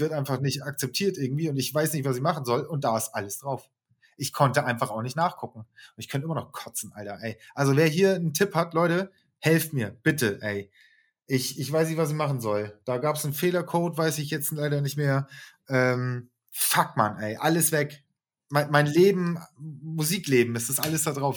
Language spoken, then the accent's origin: German; Hamburg, Germany; wir sind Hamburger